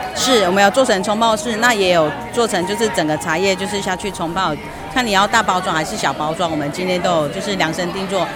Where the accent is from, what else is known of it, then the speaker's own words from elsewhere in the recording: Nantou County, Taiwan; moved away as an adult; now in Tongluo, Taiwan; 所以我是从南投嫁到这客家庄